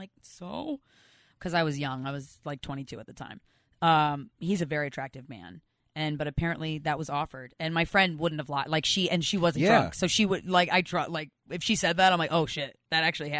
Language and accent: English; Philadelphia, Pennsylvania, United States; I'm from Philly.